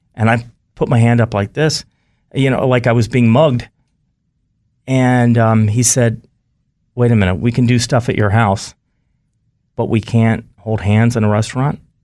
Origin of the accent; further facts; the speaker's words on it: North Carolina, United States; I grew up in North Carolina